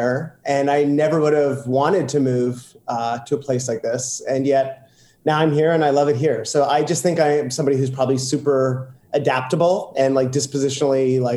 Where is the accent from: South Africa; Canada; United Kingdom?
Canada; Fox Creek, Alberta; moved away as an adult; now in New York, United States; I grew up in Fox Creek, Alberta, which is about, it's in the middle of nowhere, actually